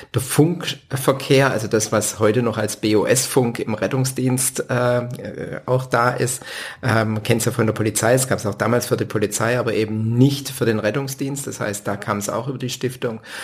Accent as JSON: {"language": "German", "town": "Winnenden", "region": "Baden-Württemberg", "country": "Germany", "tie": "born or raised there", "also_born_or_lived": "Backnang", "said": "aufgewachsen in Winnenden"}